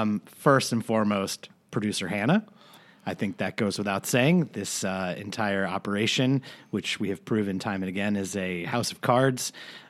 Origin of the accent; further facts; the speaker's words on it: Ireland; I'm Irish. It's okay.